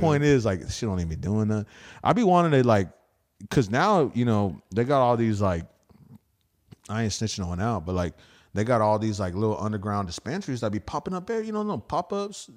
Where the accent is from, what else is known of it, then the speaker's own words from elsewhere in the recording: United States; I'm American